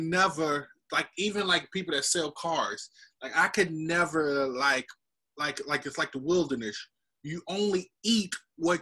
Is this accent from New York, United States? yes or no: no; North Carolina, United States; I'm from North Carolina.